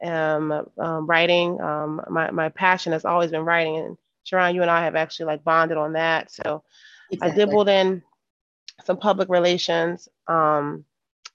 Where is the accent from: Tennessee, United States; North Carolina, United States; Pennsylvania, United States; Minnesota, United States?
Pennsylvania, United States; Philadelphia; moved away; I'm from Philly, you know, simple girl from West Philadelphia, literally born and raised.